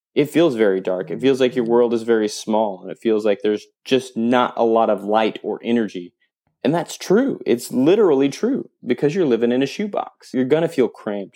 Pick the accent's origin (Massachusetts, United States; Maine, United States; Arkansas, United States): Arkansas, United States; Fort Smith; I grew up in Fort Smith, so if anybody knows where that's at, it's on the Arkansas Oklahoma line.